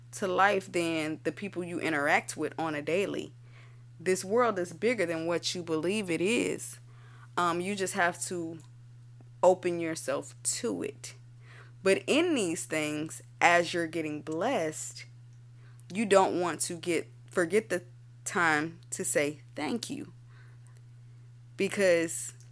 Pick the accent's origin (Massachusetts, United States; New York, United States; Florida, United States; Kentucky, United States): Florida, United States; I'm from Florida